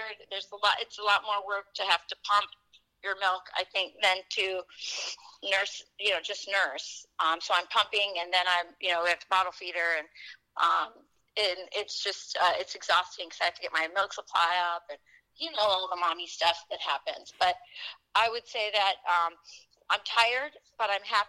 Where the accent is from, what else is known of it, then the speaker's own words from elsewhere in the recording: Wisconsin, United States; my hometown here in Wisconsin